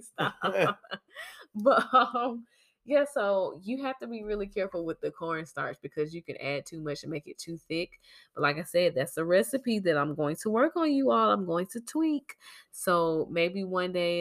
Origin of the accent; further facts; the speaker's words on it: Georgia, United States; moved away; I'm from Georgia